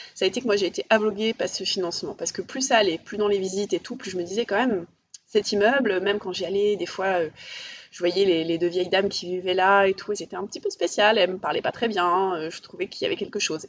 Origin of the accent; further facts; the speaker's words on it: Paris, Île-de-France, France; je suis parisienne